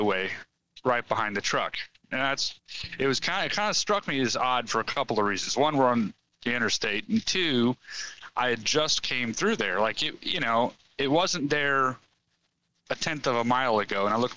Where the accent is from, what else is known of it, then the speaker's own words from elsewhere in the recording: Missouri, United States; I'm from Missouri